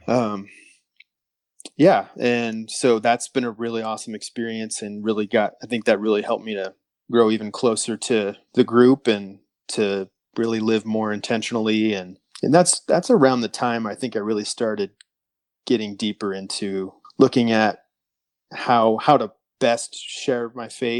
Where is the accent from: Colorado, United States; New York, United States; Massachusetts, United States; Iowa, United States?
Iowa, United States; Des Moines; I'm currently residing in Des Moines, Iowa. So I'm a Northerner